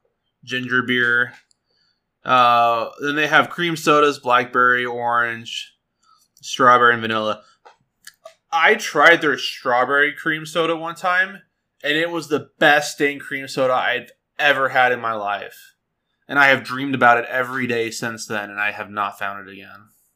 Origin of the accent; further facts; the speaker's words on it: England, United Kingdom; I'm an English person. What did you expect?